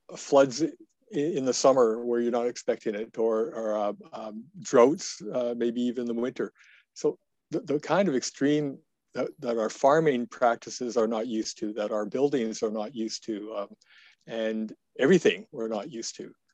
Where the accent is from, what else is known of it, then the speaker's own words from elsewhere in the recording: Lethbridge, Alberta, Canada; I was born and raised in Lethbridge